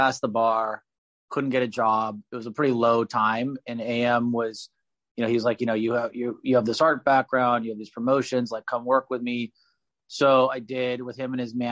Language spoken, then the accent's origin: English; Los Angeles, California, United States; Brian and I are both born and raised in Los Angeles